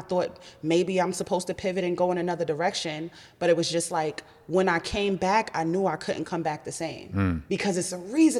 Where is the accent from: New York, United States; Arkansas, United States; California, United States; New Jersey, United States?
New York, United States; I'm a New Yorker. Like, who are you talking to?